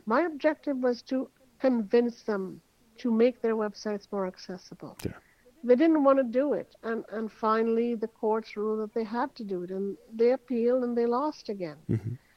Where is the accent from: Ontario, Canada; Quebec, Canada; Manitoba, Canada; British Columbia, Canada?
Quebec, Canada; Montreal; moved away as an adult; now in Toronto, Canada; I am Canadian. I uh, grew up in Montreal, Canada. Quite a few years ago, I moved to Toronto because of the job market